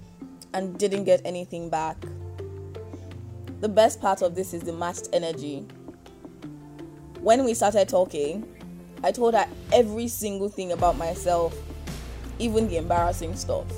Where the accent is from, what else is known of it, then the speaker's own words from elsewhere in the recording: Canada; moved away as an adult; now in Nigeria; I was born and bred in Canada. I have never really lived anywhere else